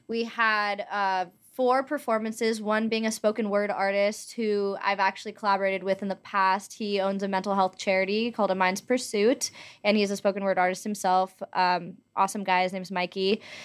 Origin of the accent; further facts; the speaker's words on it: Los Angeles, California, United States; also born or lived in Montana; I am from Los Angeles. I was born and raised here